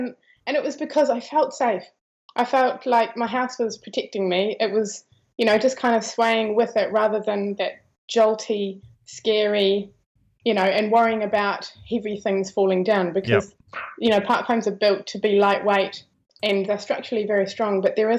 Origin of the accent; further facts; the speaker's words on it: Christchurch, Canterbury, New Zealand; also born or lived in Europe; pretty much South Island my whole life. In Christchurch since I was a teenager.